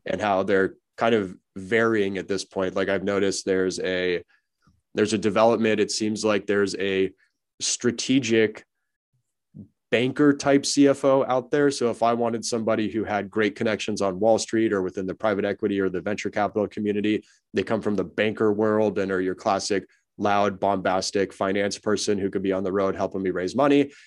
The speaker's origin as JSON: {"language": "English", "town": "Los Angeles", "region": "California", "country": "United States", "tie": "born or raised there", "said": "I'm born and raised in Los Angeles and wanted to get back home, so I moved back to L"}